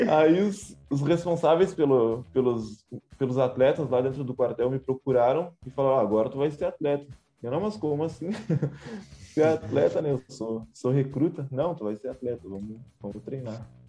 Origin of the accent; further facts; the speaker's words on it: Santana do Livramento, Rio Grande do Sul, Brazil; Eu sou natural de Santana do Livramento, aqui da fronteira com, com o Uruguai